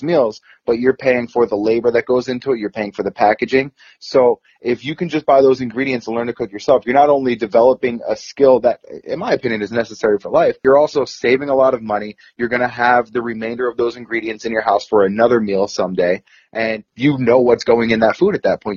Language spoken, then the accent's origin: English; East Coast, United States; I'm from the East Coast